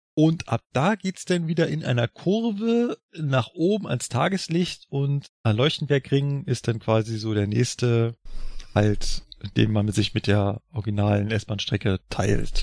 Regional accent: Berlin, Germany; now in Munich, Germany; meinem Heimatland, Berlin

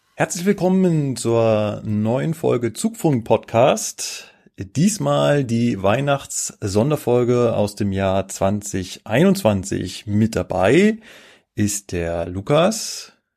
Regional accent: Germany; Ich als äh, Deutsche

